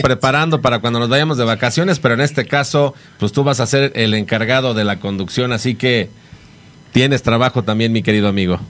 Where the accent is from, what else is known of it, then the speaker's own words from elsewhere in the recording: Mexico; como buenos mexicanos siempre también nos acompaña el Alcacelser